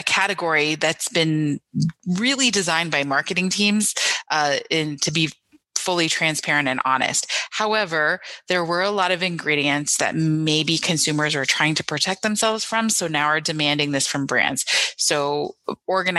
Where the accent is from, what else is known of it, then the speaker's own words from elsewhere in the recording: Niagara region, Ontario, Canada; growing up in the Niagara region